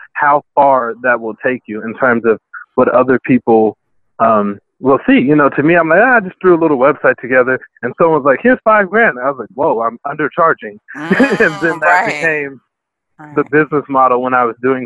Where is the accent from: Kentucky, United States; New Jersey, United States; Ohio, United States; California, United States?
California, United States; Compton; I grew up in Compton